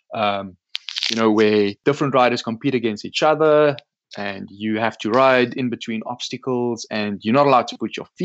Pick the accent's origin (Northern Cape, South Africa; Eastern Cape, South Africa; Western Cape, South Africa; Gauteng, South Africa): Northern Cape, South Africa; Loxton; my hometown in Loxton.